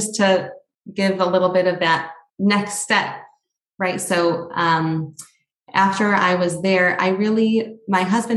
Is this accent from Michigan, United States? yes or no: yes; Oak Park, Michigan, United States; moved away as an adult; also born or lived in New York; I grew up in Oak Park, Michigan